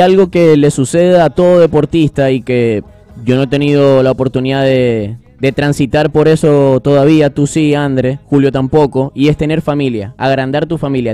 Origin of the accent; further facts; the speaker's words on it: Venezuela; como venezolano